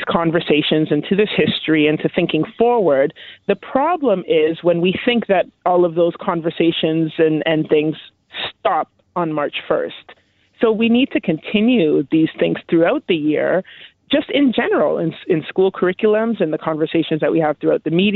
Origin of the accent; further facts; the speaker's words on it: Canada; I'm born and raised in Canada